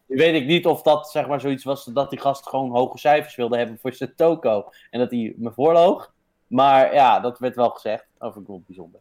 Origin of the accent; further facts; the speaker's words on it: Netherlands; wij zijn Nederlanders